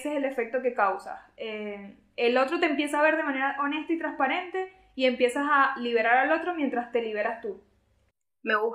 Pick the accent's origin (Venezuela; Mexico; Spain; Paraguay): Venezuela; nosotros sí somos de Venezuela y por eso estamos orgullosos